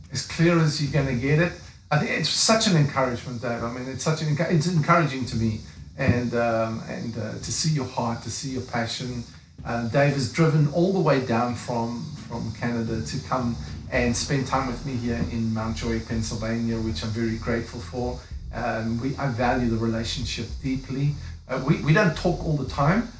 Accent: South Africa; moved away; I'm African, you know, I'm from South Africa. That's why I've got a funny accent

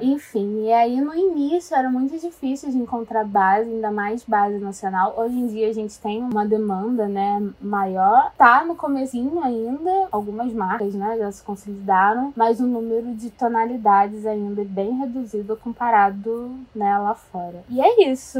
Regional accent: Rio de Janeiro, Brazil; sou carioca, tenho 23 aninhos

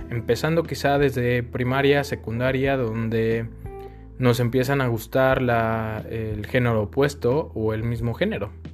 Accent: Mexico City, Mexico; now in León, Mexico; Soy de la Ciudad de México, pero actualmente radico en León

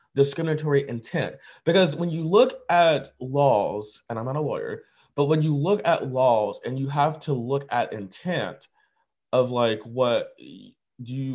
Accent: United States; as an American

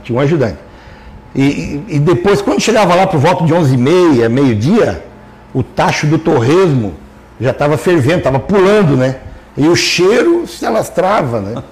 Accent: Lauro Müller, Santa Catarina, Brazil; eu sou natural de Lauro Miller.

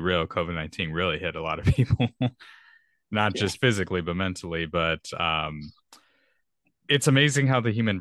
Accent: Texas, United States; I'm a Texan. So if I say y'all a lot in this podcast, well, I guess that's my natural accent.

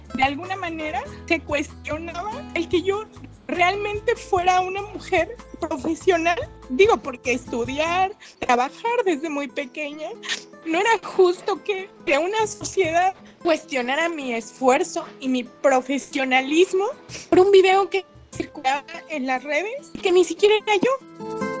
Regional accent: Villa Alta, Oaxaca, Mexico; soy del municipio de San Alfonso Villalta

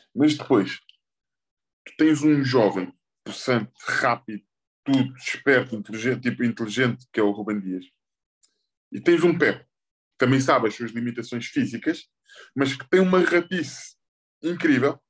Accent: Portugal; Como português

